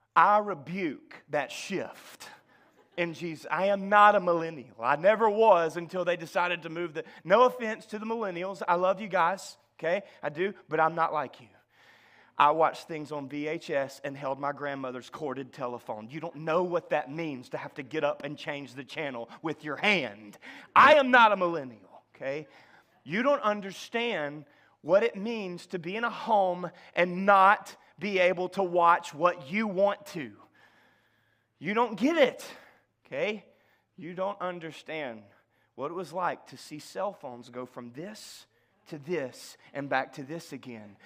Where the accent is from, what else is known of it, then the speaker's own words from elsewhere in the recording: the South, United States; as a Southerner